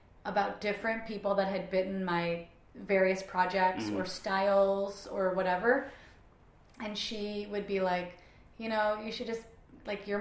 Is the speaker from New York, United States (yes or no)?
no; Kansas City, Missouri, United States; now in Portland, United States; Growing up in Kansas City, I mean like when I was a teenager in Kansas City, Missouri itself